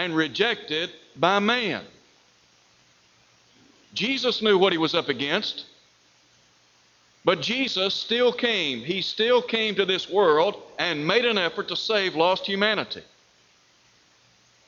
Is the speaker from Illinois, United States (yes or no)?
no; Chattanooga, Tennessee, United States; when I was growing up in Chattanooga, Tennessee